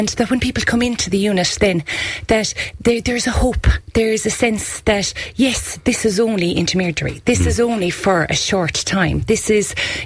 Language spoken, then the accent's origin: English; County Kerry, Ireland; here in our home county